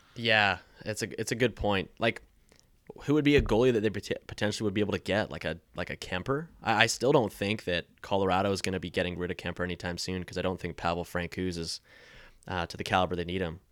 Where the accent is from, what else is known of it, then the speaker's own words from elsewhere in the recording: Maple Ridge, British Columbia, Canada; I'm from Maple Ridge